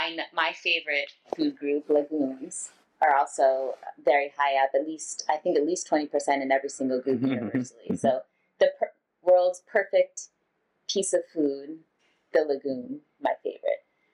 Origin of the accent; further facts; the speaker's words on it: United States; growing up as American